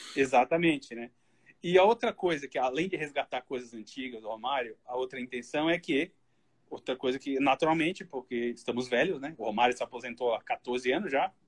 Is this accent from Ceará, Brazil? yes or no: no; Florianópolis, Santa Catarina, Brazil; also born or lived in Criciúma; Nasci em Criciúma, mas eu fui novo para Florianópolis.